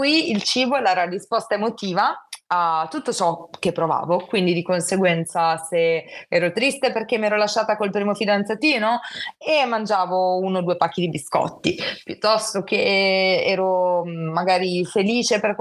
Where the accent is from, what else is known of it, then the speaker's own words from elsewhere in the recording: Genoa, Liguria, Italy; ho 24 anni, sono di Genova, studio psicologia, mi sto per laureare